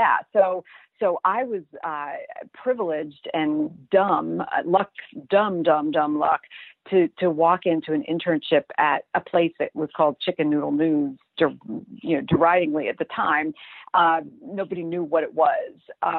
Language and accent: English; Brooklyn, New York, United States; I grew up in Brooklyn in Flatbush.